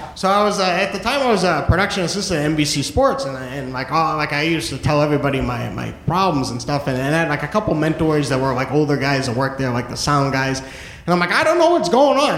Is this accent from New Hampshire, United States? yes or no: yes; New Hampshire, United States; moved away as an adult; now in New York, United States; I am originally from New Hampshire. Um, first 23 years of my life I spent in New Hampshire